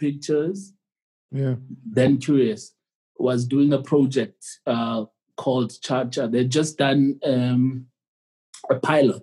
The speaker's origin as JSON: {"language": "English", "area": "Soweto", "region": "Eastern Cape", "country": "South Africa", "tie": "born or raised there", "said": "I was born in Soweto and then I was shipped to the Eastern Cape during the violence in South Africa."}